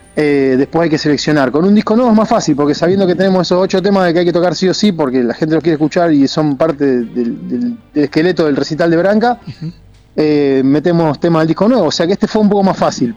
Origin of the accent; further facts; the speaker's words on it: Argentina; nosotros nos criamos en Argentina